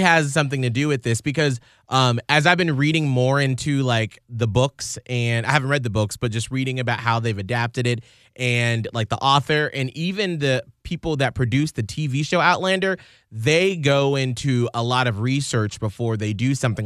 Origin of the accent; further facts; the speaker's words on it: Atlanta, Georgia, United States; moved away; I grew up in Atlanta where our company is based